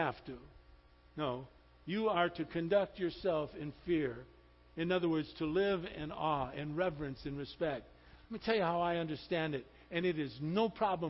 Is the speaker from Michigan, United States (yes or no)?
yes; Highland Park, Michigan, United States; When I was a little boy, we were born and raised in Highland Park, Michigan